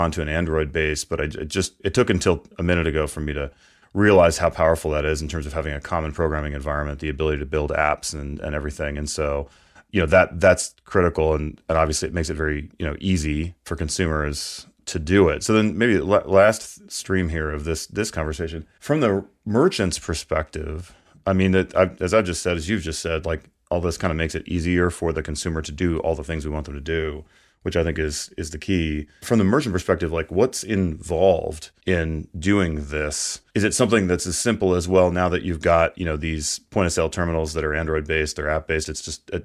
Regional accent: Canada; now in United States; born in Canada. I sometimes describe myself as secretly Canadian. And so I go back a lot

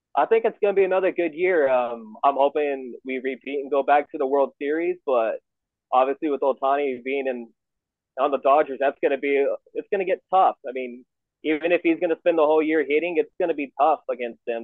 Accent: Arizona, United States; born and raised here in Arizona

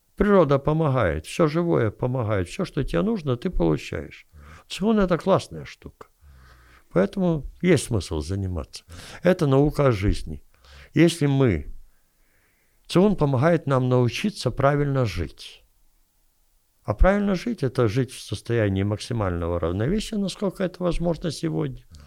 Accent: Kyiv, Ukraine; я киевлянин

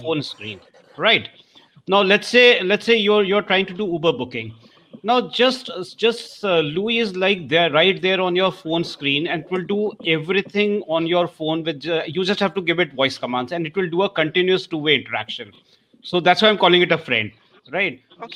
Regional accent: India; accent: Indian; My Indian accent is very different

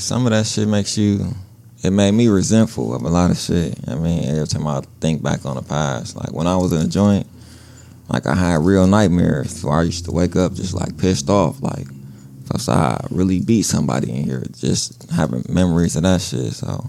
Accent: Milwaukee, Wisconsin, United States; I was born here in Milwaukee, Wisconsin.

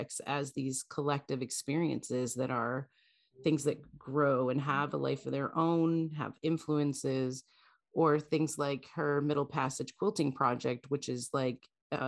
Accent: Canada; now in United States; I'm as a Canadian living in the US

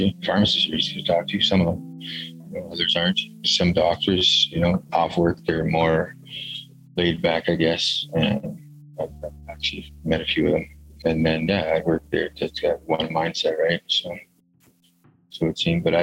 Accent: Goodrich Lake, Lac La Biche area, Alberta, Canada; now in Fort St. John, Canada; I'm Indigenous from Goodrich Lake, Lac La Biche area, Alberta

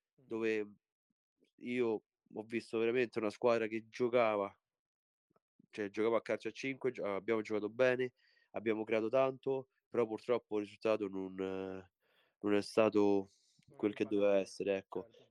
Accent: Italy; also born or lived in Poland; sono nato in Polonia, però sono 23 anni che sono

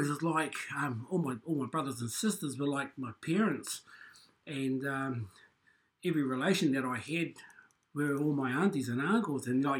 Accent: Taranaki, New Zealand; I'm 57 years of age. I was raised here in Taranaki. I haven't gone far. Been here all my life. I'm the youngest sibling of 10 children.

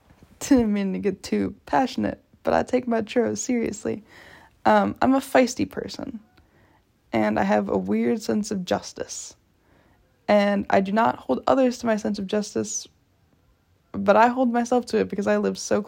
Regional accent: San Diego, California, United States; also born or lived in La Jolla; I was born in Pacific Beach. And we had a house there. And every once in a while, my dad like rented it out when he moved to La Jolla.

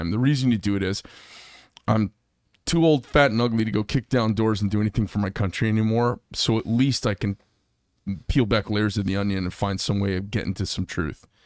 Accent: Bay Area, California, United States; moved away as an adult; also born or lived in Gilroy, California / Florida; Grew up in the Bay Area. I was born in Gilroy, garlic capital

